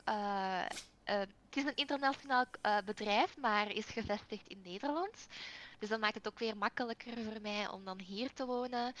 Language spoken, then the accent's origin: Dutch; Belgium; ik ben wel een Belg